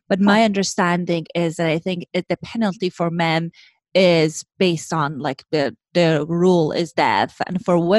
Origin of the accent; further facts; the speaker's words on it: Iran; moved away; I grew up in Iran, in Middle East.